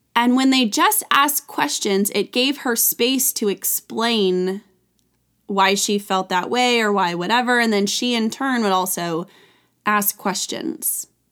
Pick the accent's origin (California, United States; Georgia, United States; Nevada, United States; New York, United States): California, United States; I grew up in California